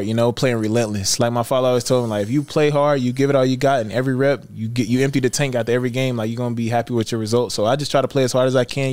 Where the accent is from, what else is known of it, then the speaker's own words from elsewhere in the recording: Columbus, Georgia, United States; I'm from Columbus, Georgia